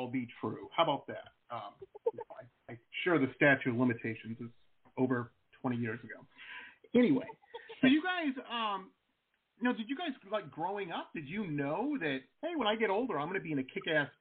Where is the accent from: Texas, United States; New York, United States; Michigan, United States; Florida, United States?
Michigan, United States; Detroit; I grew up in Metro Detroit, and this is back in the 80s